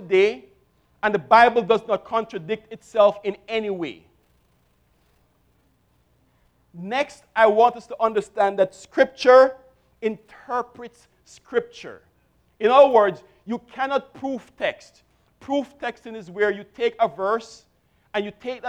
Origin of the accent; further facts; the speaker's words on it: Jamaica; I grew up in Jamaica, and I attended a Brethren church